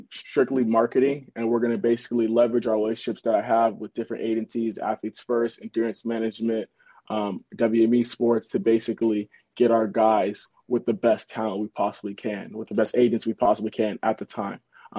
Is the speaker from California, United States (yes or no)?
yes; Los Angeles, California, United States; I am from Los Angeles, California.